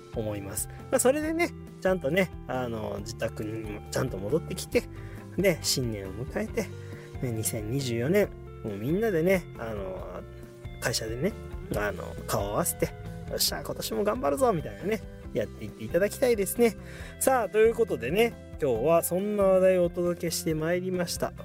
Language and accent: Japanese; Shizuoka, Japan; moved away; 実家のねある静岡の清水に